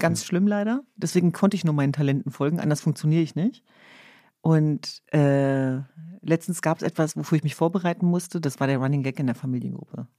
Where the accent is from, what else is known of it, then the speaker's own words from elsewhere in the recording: Hanover, Lower Saxony, Germany; now in Berlin, Germany; bei uns in Hannover gab es ja das Schützenfest